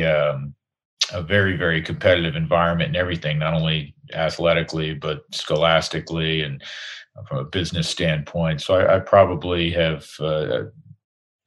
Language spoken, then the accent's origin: English; New York, United States; moved away as an adult; now in Colorado, United States; It was where I was born and raised, and I'm a New Yorker